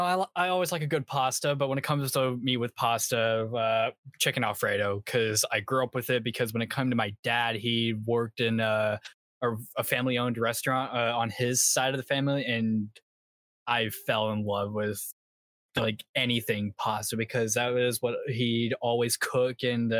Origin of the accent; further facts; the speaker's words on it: South Carolina, United States; South Carolina.